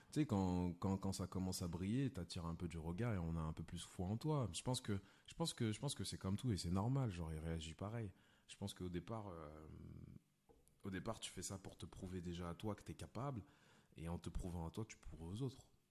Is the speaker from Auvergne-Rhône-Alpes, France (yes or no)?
yes; Lyon, Auvergne-Rhône-Alpes, France; now in Paris, France; je viens de Lyon de base